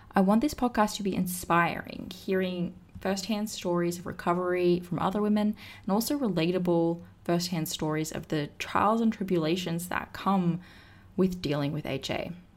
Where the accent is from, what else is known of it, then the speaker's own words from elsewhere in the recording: Australia; now in Austin, United States; I am from Australia, but I live in the States now